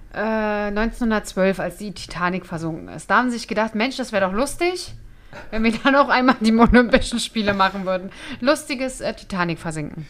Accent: Germany; als Deutsche

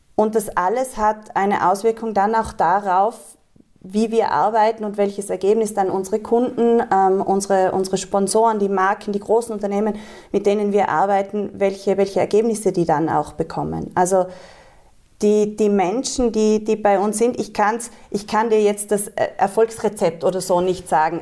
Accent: Tyrol, Austria; Ich bin in Tirol geboren Schön. und aufgewachsen

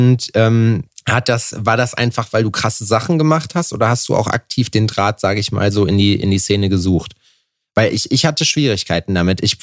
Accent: Eifel, Germany; also born or lived in Netherlands; now in Aachen, Germany; Ich komme eigentlich aus der Eifel

